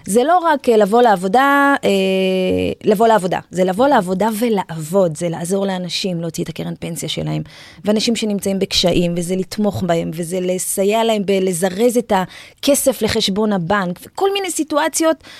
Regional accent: Israel; גדלתי במושב, אני ילדה שביעית

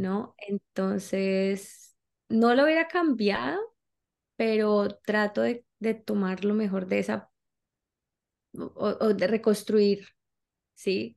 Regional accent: Colombia; now in United States; soy colombiana, eh, pues, empecé a viajar desde hace mucho tiempo

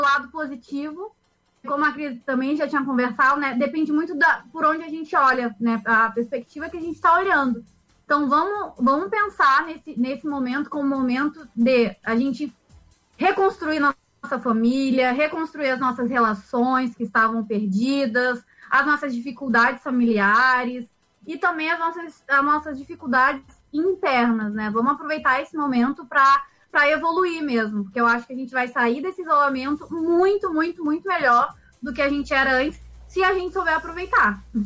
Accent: Rio de Janeiro, Brazil; moved away as an adult; also born or lived in São Paulo; now in Rio Grande do Sul, Brazil; eu nasci em São Paulo, e fui criada no Rio de Janeiro e tô no Sul há 10 anos.

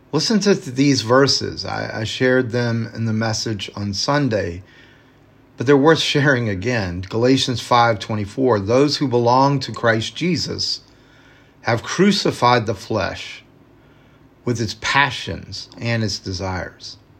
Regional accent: the South, United States; growing up in the South

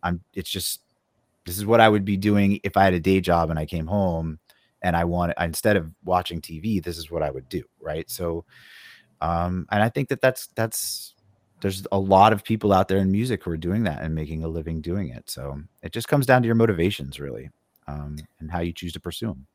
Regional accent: Phoenix, Arizona, United States; moved away; I grew up in Phoenix

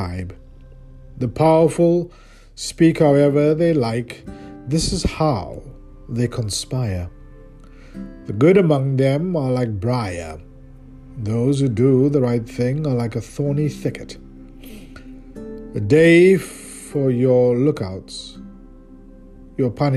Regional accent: South Africa; moved away; my home country, South Africa

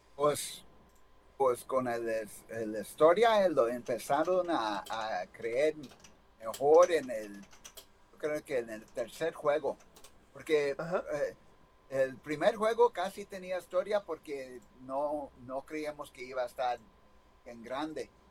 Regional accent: United States; Yo nací aquí en los Estados Unidos, nomás mi, ah, mamá y papá, ah, mi mamá, más mi mamá hablaba puro español

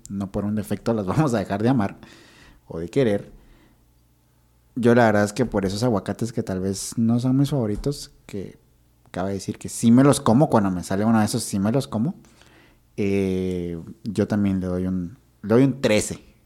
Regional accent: Guatemala

